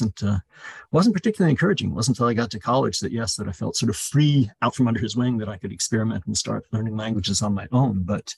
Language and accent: English; Chicago, Illinois, United States; born there; also born or lived in Italy / England; I was born in Chicago, but we moved to Italy and then England when I was a little child, and then back to America